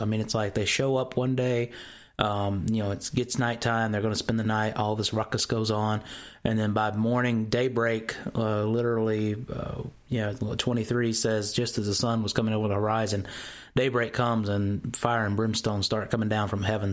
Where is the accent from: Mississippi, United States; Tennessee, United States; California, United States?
Mississippi, United States; I'm from the South, okay? I'm from Mississippi, and a lot of our words here get kind of slung out the wrong way